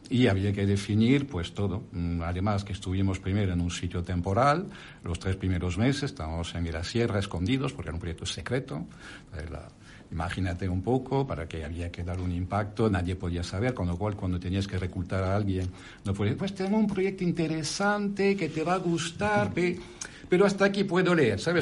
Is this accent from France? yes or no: yes; France; accent: French; Spanish is a second language; moved away as an adult; now in Spain; como mi acento y mi nombre lo indica, soy francés de origen, pero ahora ya soy más español que, que, francés, porque ya he pasado más de la mitad de mi vida en España